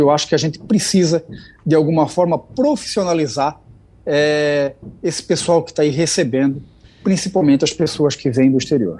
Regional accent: Camboriú, Santa Catarina, Brazil; eu sou de Camboriú, Santa Catarina

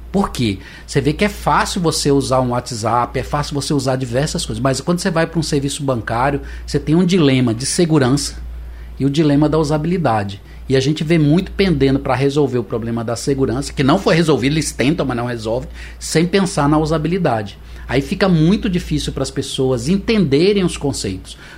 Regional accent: Lorena, São Paulo, Brazil; born there; Eu nasci no interior de São Paulo. Uhum. E lá em Lorena, na cidade que eu nasci, eu tive lá visitando com a minha mãe, levando ela para ver os parentes.

